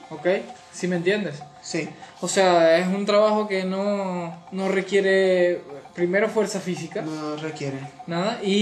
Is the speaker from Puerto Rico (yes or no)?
no; Gocho, Venezuelan Andes, Venezuela; Yo no soy de Maracaibo, yo no soy, pero yo, yo soy gocho, yo soy gocho.